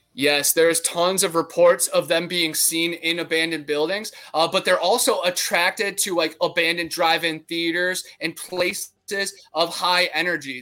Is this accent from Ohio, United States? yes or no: yes; Brunswick, Ohio, United States; I grew up in Ohio, where we had the Ohio Grassman